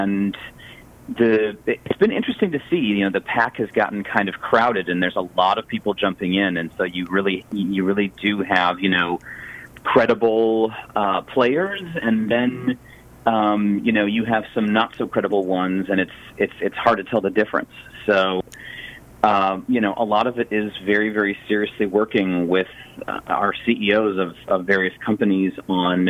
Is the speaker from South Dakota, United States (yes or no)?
no; Chicago, Illinois, United States; moved away; I grew up in Chicago